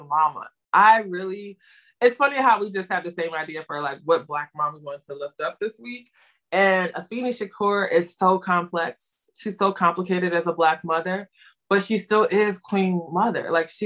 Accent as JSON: {"language": "English", "town": "Philadelphia", "region": "Pennsylvania", "country": "United States", "said": "we're from Philly"}